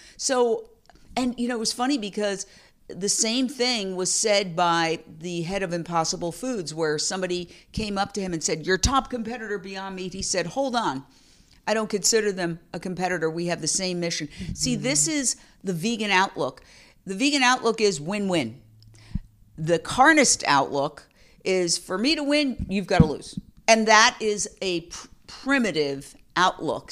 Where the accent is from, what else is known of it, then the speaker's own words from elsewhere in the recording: New York City, New York, United States; I grew up in Midtown Manhattan, We live directly across from Carnegie Hall